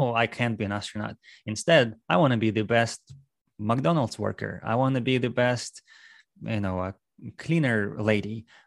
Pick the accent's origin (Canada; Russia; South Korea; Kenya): Russia; moved away as an adult; also born or lived in New England / Maryland / Texas; now in Houston, United States; I am from Russia. I moved to U S about, uh, ten, eleven years ago now.